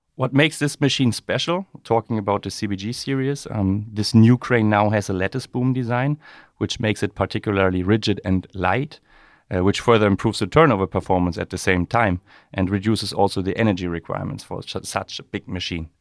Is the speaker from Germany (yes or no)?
yes; Rostock, Mecklenburg-Vorpommern, Germany; growing up in Rostock, uh, there's always a connection to the maritime environment or industry.